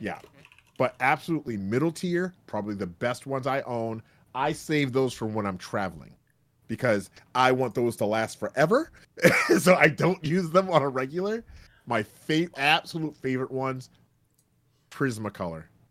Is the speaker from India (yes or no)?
no; Canada; I'm Canadian